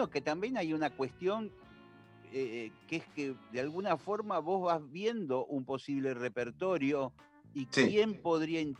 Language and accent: Spanish; Argentina; somos argentinos